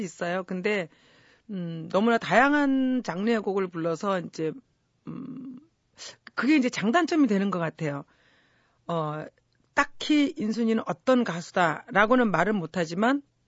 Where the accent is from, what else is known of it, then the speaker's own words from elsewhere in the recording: South Korea; 저는 제가 대한민국에서 태어나고 대한민국에서 자랐지만